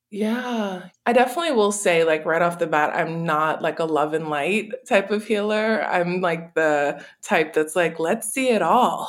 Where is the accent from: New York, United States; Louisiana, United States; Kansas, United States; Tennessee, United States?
Louisiana, United States; New Orleans; I was born and raised in New Orleans